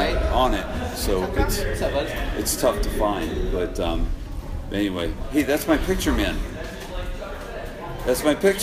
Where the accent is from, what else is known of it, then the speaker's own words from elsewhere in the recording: Connecticut, United States; I'm from Connecticut, so I'm 8 hours from here.